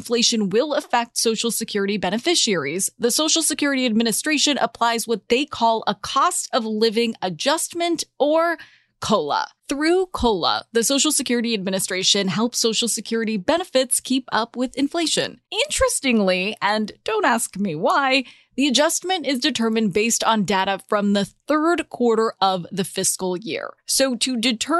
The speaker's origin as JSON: {"language": "English", "region": "California", "country": "United States", "tie": "born or raised there", "said": "My home state of California"}